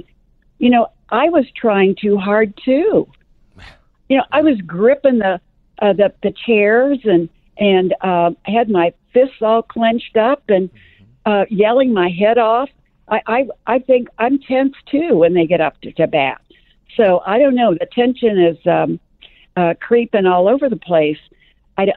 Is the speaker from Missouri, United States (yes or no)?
yes; St. Louis, Missouri, United States; moved away; I was raised in St. Louis